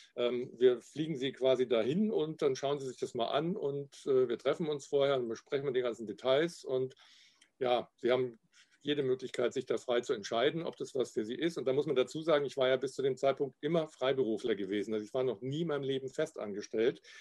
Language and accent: German; Garmisch-Partenkirchen, Bavaria, Germany; accent: Upper Bavarian; now in Cologne, Germany; meine alte Heimat Garmisch-Partenkirchen